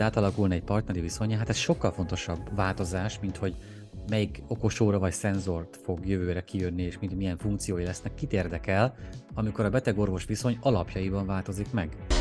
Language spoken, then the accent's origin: Hungarian; Szabolcs-Szatmár-Bereg, Hungary; Szabolcsból jövök